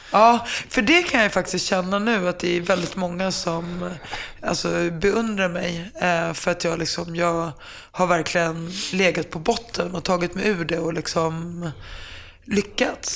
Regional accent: Finland; jag är finne

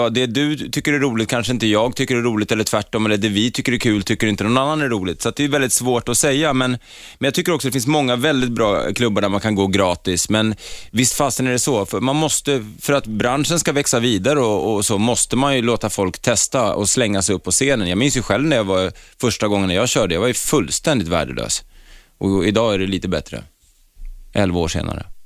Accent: Stockholm, Stockholm County, Sweden; born there; Från Ringvägen. Ja, Södersjukhuset.

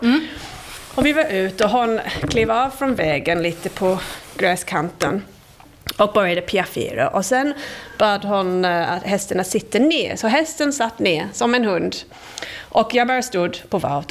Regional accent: England, United Kingdom; Swedish is a second language; moved away as an adult; now in Sweden; Jag kommer från England.

